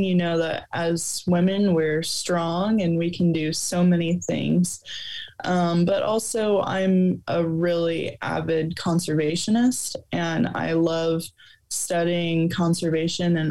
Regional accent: Sandhills, Nebraska, United States; I also grew up out in the Sandhills

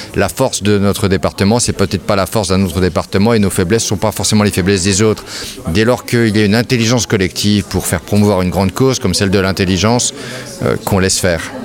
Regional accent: France; Chez nous, en France

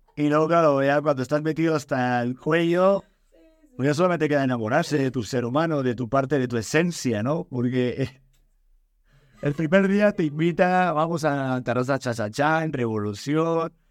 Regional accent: Spain; moved away; de donde vengo, de las tierras de allá de España

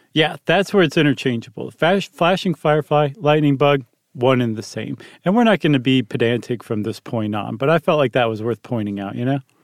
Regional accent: Toledo, Ohio, United States; moved away; I grew up in Toledo.

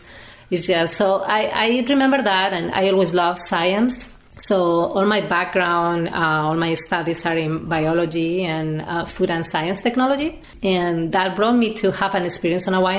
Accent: Madrid, Community of Madrid, Spain; English is a second language; moved away as an adult; now in Napa Valley, United States; I'm from Madrid originally in Spain.

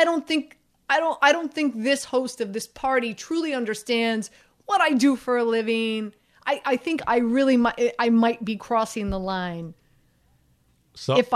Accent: Miami, Florida, United States; I'm from Miami. I'm from the 305

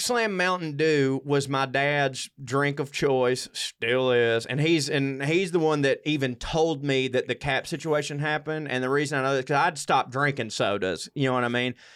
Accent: the South, United States; I grew up in the South, a white male

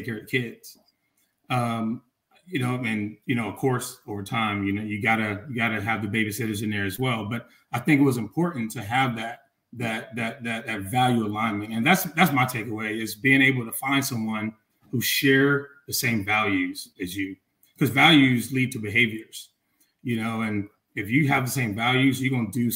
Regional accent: Atlanta, Georgia, United States; moved away as an adult; also born or lived in Chicago; I'm leaving Atlanta, growing up in the South, moving to Chicago

